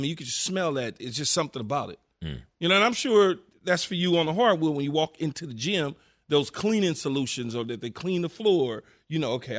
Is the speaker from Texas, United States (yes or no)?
no; Los Angeles, California, United States; I lived in South Central LA my whole life.